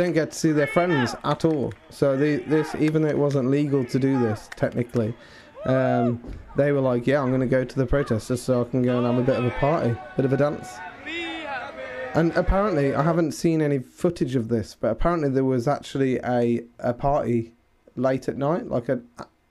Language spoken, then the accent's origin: English; near Birmingham, West Midlands, United Kingdom; now in Nottingham, United Kingdom; my hometown near Birmingham